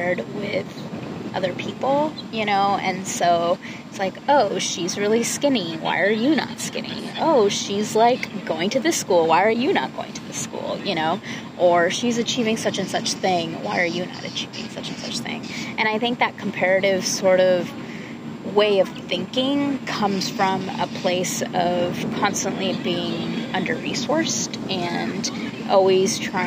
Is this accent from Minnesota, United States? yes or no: no; California, United States; a cisgender woman growing up in California